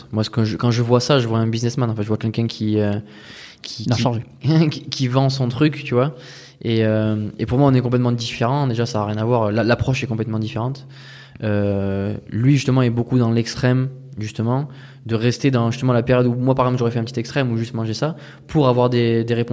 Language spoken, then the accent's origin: French; France; moved away; Non, moi, j'étais que en France.